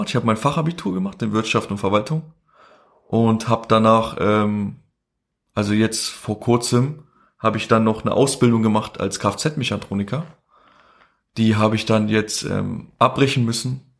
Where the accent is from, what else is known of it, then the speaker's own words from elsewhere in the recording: Kosovo; first language Albanian; wir nennen uns halt Ashkali. Äh, das ist so eine Minderheit, die, wir kommen ursprünglich halt ähm, aus dem Ägypten, ne? Und sind halt dann angesiedelt in Kosovo, deswegen sprechen wir auch Albanisch, ne?